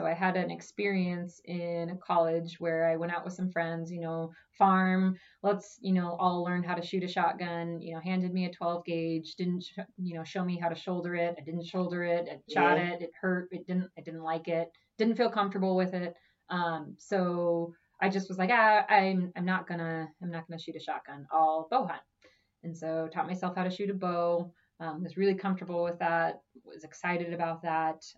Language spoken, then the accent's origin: English; Omaha, Nebraska, United States; I grew up in Omaha and I've lived in Omaha my whole life